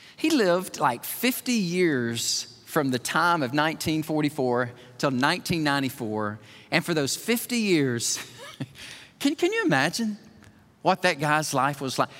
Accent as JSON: {"language": "English", "region": "Alabama", "country": "United States", "said": "I'm from Alabama"}